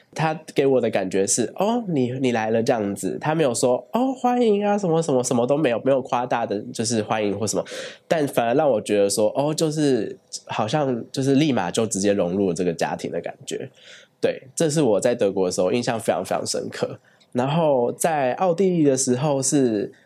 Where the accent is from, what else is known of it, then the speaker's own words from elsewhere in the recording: Taiwan; also born or lived in Berlin, Germany / Hainburg an der Donau, Austria / Barcelona, Spain; 我是来自新竹的